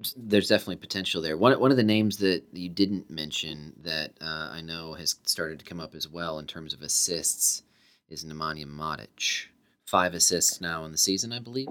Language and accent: English; United States; We are Americans